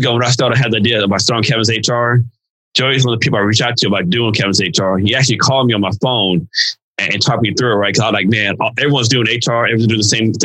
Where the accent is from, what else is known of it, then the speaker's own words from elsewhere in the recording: Hill Country, central Texas, United States; also born or lived in Kerrville, Texas / Odessa, Texas; I grew up in central Texas, the Hill Country, in the seventh grade, middle Odessa, Texas, my seventh grade here in West Texas